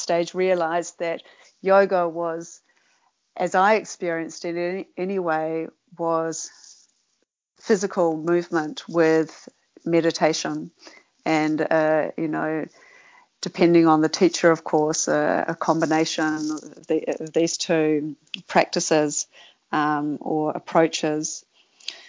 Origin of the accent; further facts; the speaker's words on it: Sydney, New South Wales, Australia; when I grew up in Sydney